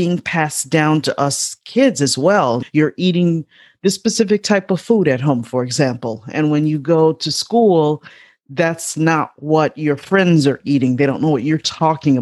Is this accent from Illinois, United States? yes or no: yes; Chicago, Illinois, United States; I grew up on the south side of Chicago